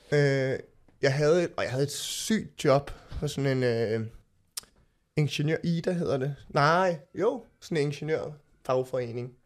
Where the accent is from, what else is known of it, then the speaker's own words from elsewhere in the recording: Copenhagen, Capital Region of Denmark, Denmark; jeg voksede op på Østerbro, gået på Sortedamskolen